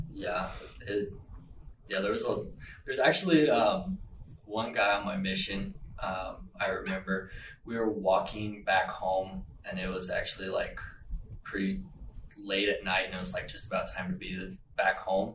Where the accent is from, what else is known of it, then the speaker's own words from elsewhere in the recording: Las Vegas, Nevada, United States; I am from Las Vegas